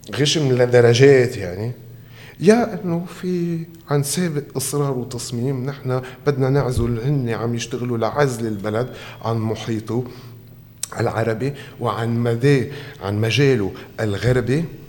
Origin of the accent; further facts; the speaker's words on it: Tripoli, North Governorate, Lebanon; نحن كناس طرابلسيين